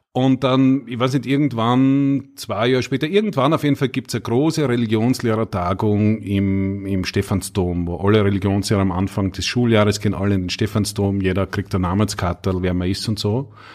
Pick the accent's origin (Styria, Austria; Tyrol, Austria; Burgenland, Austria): Styria, Austria; Knittelfeld; ich bin ja äh, ein Knittelfeller, gebürtiger Steirer